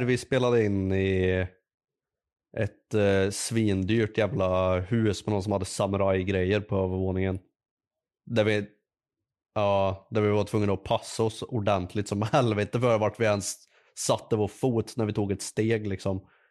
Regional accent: Värmland, Sweden; Jag är en värmlänning

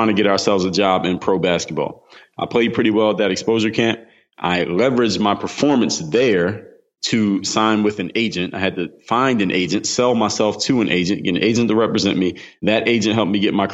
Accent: Philadelphia, Pennsylvania, United States; now in Miami, United States; I come from the city of Philadelphia, now reside in Miami, Florida

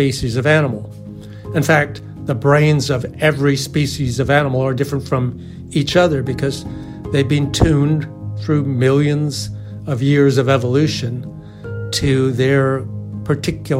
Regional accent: Canada; moved away as an adult; also born or lived in California, United States / Massachusetts, United States; I'm a Canadian. I grew up in Canada and played a lot of ice hockey.

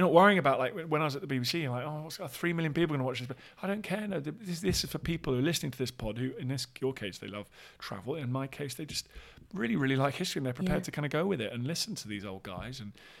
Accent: London, United Kingdom; all this kind of stuff that maybe I hadn't had exposure to growing up in Southwest London, a kind of suburb.

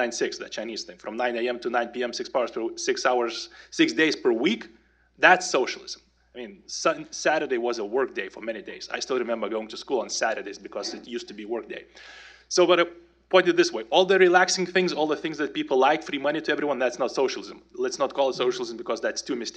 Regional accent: Lithuania; moved away as an adult; now in Atlanta, United States; Well, now I live in Atlanta, Georgia, but I was born and raised in Lithuania on the wrong side of the Iron Curtain

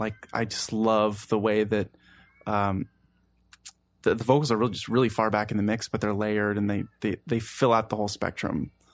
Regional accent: Baltimore, Maryland, United States; moved away as an adult; also born or lived in Maine; now in Washington, D.C., United States; I grew up in Baltimore

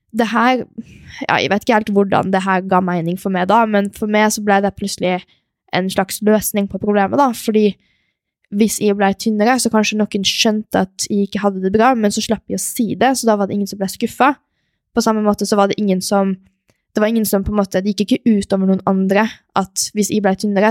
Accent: Molde, Møre og Romsdal, Norway; also born or lived in Stavanger / Switzerland; vokste opp i Molde

